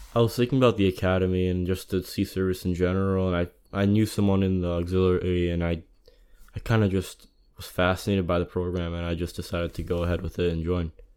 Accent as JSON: {"language": "English", "town": "Closter", "region": "New Jersey", "country": "United States", "said": "I'm from North Jersey. Uh, town's called Cloyster, suburban county."}